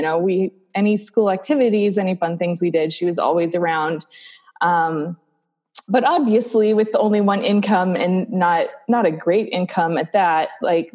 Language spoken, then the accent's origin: English; South Dakota, United States; also born or lived in Nebraska; I grew up in South Dakota. So I'm a Midwest girl through and through, born in South Dakota.